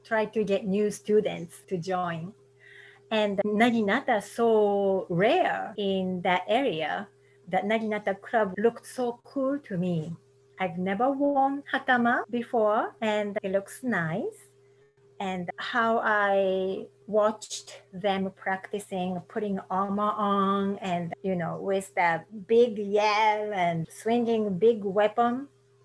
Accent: Kobe, Hyogo, Japan; English is a second language; moved away as an adult; also born or lived in San Francisco Bay Area, United States; now in Murfreesboro, United States; I'm originally from Kobe, Japan. I currently live in Murfreesboro, Tennessee.

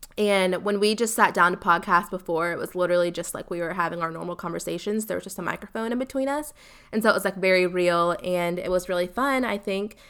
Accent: Columbia, South Carolina, United States; I am from Columbia, South Carolina, born and raised

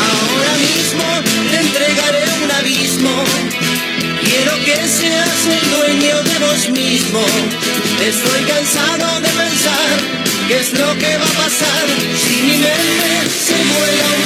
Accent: Junín, Buenos Aires Province, Argentina; soy de Junín y tengo la bola bien puesta.

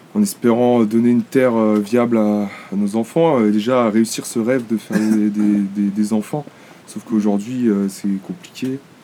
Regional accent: Évian-les-Bains, Auvergne-Rhône-Alpes, France; moved away; je viens de Haute-Savoie

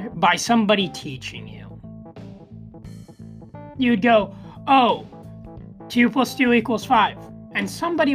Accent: United States

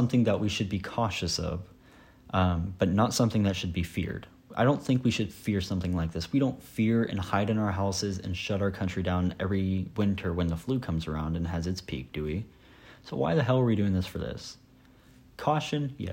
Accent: Sabetha, Kansas, United States; moved away as an adult; now in Emporia, United States; The last time I went back to my hometown to visit family and such, it felt weird for me because in Sabetha, it's not mandated that we wear a mask in public

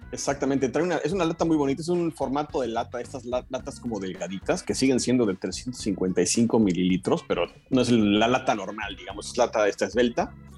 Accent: Mexico City, Mexico; yo, soy de la Ciudad de México también

